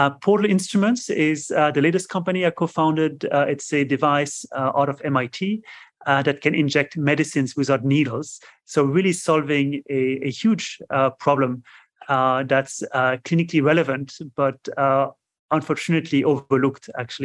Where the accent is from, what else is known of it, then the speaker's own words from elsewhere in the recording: France; English is a second language; moved away as an adult; also born or lived in United States; now in Cambridge, Massachusetts, United States; as you probably can tell from my accent, I'm from France originally. I came to the US about 20 plus years ago